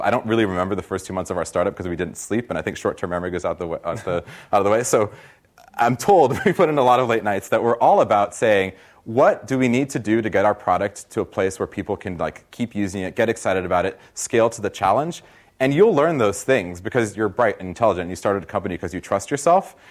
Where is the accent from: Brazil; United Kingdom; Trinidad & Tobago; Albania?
Brazil; now in Silicon Valley, United States; I'm from Brazil originally